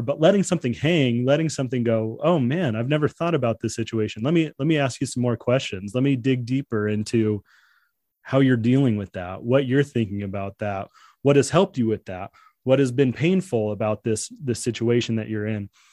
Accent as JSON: {"language": "English", "town": "San Diego", "region": "California", "country": "United States", "tie": "born or raised there", "said": "I was born in San Diego"}